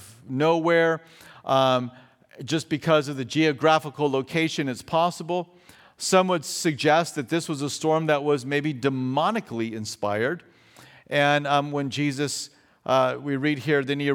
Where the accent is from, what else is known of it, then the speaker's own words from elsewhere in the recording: Fountain Valley, California, United States; also born or lived in Australia; when we lived over in Australia, we are from Southern California. We are from Orange County. We lived in Fountain Valley